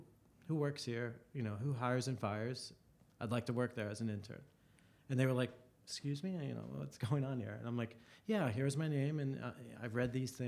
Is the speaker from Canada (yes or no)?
no; Monongahela, Pennsylvania, United States; So I grew up in Monongahela, PA, which is 40 miles south of Pittsburgh.